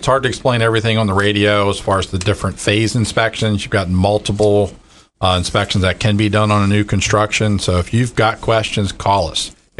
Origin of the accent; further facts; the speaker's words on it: Washington, Maryland around Baltimore, United States; moved away as an adult; now in Tampa Bay, United States; growing up in Maryland around Baltimore, Washington